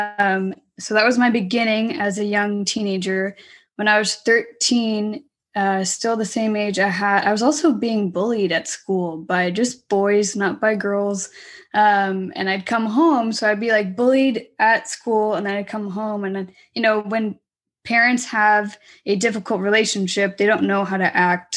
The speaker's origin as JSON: {"language": "English", "area": "Orange County", "region": "California", "country": "United States", "tie": "born or raised there", "said": "I was born and raised in Orange County"}